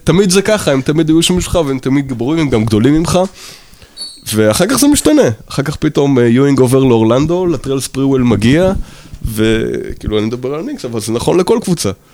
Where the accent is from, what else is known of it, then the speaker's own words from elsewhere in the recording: New York, United States; נולדתי בניו יורק